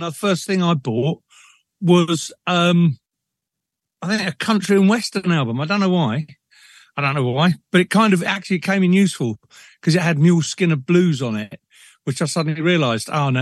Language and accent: English; London, United Kingdom; moved away as an adult; also born or lived in Liverpool; now in Brecon, United Kingdom; born and bred in Liverpool, and until about the age of five, and I was dragged to London